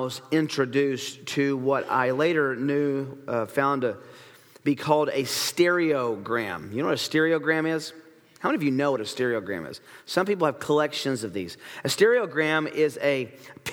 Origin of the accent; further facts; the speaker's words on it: Tennessee, United States; I grew up in Tennessee